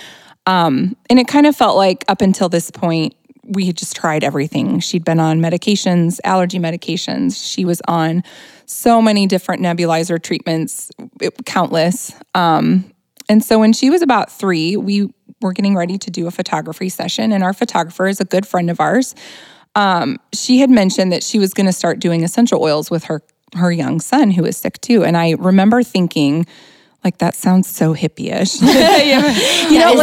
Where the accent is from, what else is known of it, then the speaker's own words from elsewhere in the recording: Hanna City, Illinois, United States; We are from Hannah City